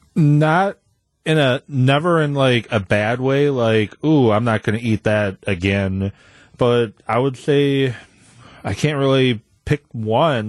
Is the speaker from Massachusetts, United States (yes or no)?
no; Madison, Wisconsin, United States; growing up in Madison